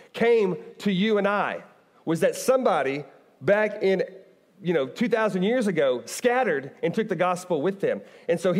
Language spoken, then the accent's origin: English; Bartlesville, Oklahoma, United States; moved away as an adult; also born or lived in Owensboro, Kentucky; now in Kentucky, United States; I grew up in Oklahoma.